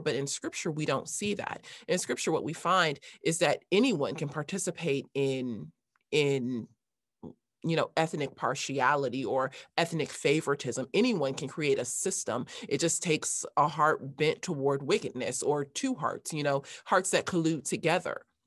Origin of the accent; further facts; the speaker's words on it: Los Angeles, California, United States; I grew up in Los Angeles